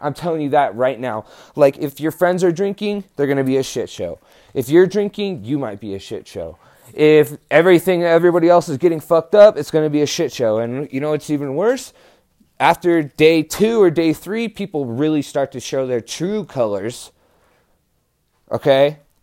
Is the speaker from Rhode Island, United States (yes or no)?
no; New Mexico, United States; I was from New Mexico